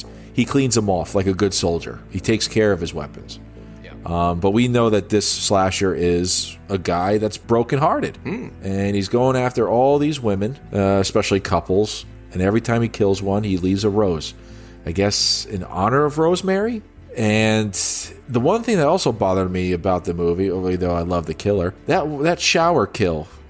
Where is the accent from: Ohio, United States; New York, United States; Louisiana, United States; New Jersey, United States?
New Jersey, United States; my home state of New Jersey